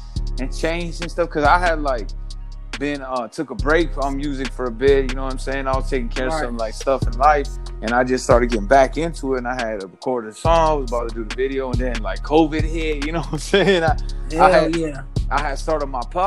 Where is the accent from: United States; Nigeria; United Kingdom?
United States; Southern California; moved away as an adult; now in Detroit, United States; I'm from Cali. I'm from Southern California.